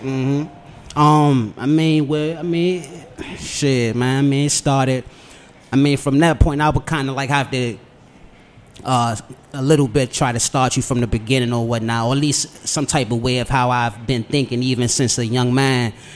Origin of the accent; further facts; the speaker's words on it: Washington, District of Columbia, United States; Born and raised on the South Side